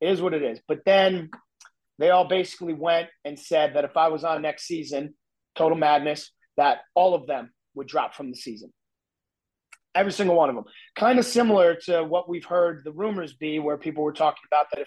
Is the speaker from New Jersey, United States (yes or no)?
yes; New Jersey, United States; I'm from New Jersey, like I grew up in your face, no BS